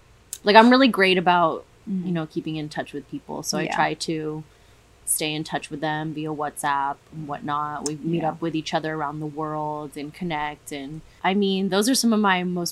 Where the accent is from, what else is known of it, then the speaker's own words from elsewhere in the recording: United States; I'm American.